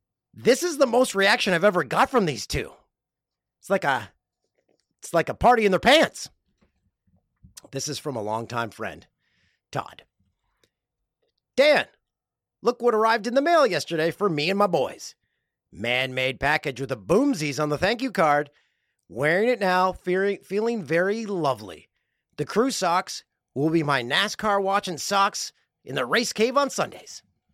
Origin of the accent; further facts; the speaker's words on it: Peterborough, Ontario, Canada; now in Prince Edward Island, Canada; Okay, I grew up in Peterborough. This is from Riley. And moved to PEI 5 years ago. Love hearing all the Peterborough references. Reminds me of home.